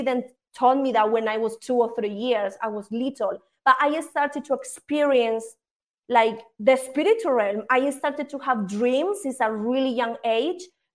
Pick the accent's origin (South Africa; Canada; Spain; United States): Spain; moved away as an adult; also born or lived in United Kingdom; now in Colombia; I am originally here from Colombia, but I moved when I was really young to Spain. In Spain, I was raised until my dad died, until I was like 19, 20, and then I moved to the UK